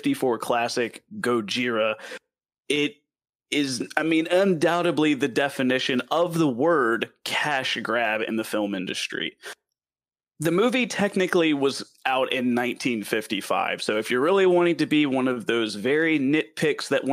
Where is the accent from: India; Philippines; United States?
United States; the South; accent: southern; my southern accent